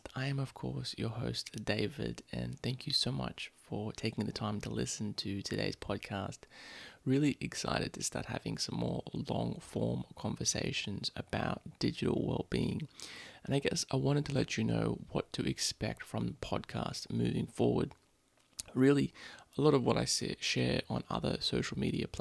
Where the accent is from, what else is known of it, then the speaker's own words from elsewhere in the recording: Sydney, New South Wales, Australia; I grew up in Sydney